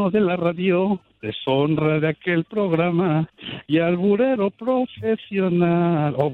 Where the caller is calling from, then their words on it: Florida, United States; Hola, pregunta Buenos días. … de Florida.